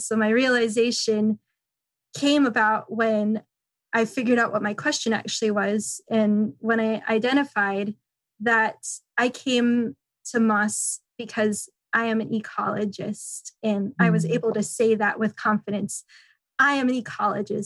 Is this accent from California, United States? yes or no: yes; San Francisco, California, United States; moved away as an adult; also born or lived in McCall, Idaho; I grew up in San Francisco